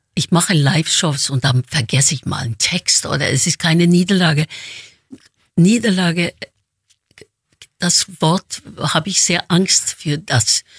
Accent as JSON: {"language": "German", "region": "Oslo", "country": "Norway", "tie": "born or raised there", "moved": "yes"}